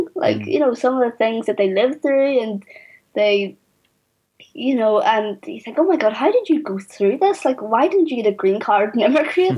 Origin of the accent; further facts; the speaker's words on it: Belfast, Northern Ireland, United Kingdom; I grew up in North Belfast on the interface